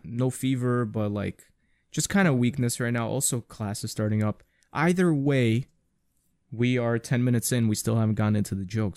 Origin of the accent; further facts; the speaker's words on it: New York City, New York, United States; being a New Yorker